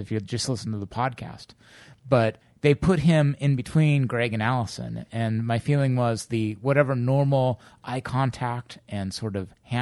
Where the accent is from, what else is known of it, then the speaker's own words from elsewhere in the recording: Bay Area, California, United States; moved away as an adult; now in Germany; originally I'm from where we're sitting now, which is the Bay Area. I grew up here, and then about 8 years ago, I moved to Germany for a job.